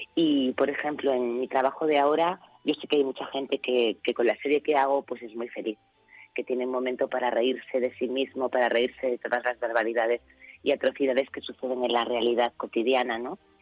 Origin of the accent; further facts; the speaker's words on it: Ceuta, Spain; moved away; yo siempre hablo de mi tierra como un lugar precioso